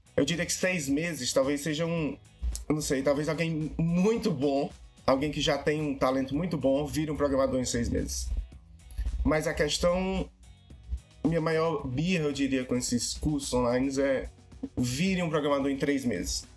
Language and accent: Portuguese; Fortaleza, Ceará, Brazil; now in London, United Kingdom; eu sou de Fortaleza, no Ceará